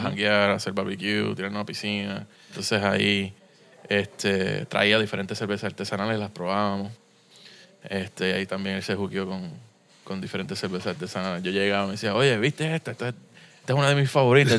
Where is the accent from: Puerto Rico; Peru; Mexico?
Puerto Rico; San Juan; moved away as an adult; also born or lived in United States; now in Miami, United States; Yo nací aquí en Río Piedra, en el auxilio mutuo.